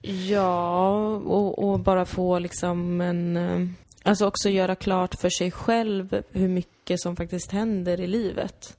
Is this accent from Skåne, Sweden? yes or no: no; Täby, Stockholm County, Sweden; moved away as an adult; now in Malmö, Sweden; det var ju inte då, dåligt att växa upp där